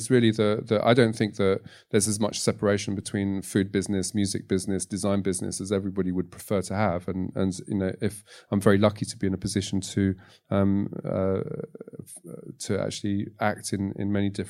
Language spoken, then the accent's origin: English; Tunisia; born there; I was born in Tunisia is because my family um, was split up during the war with my grandfather in Latvia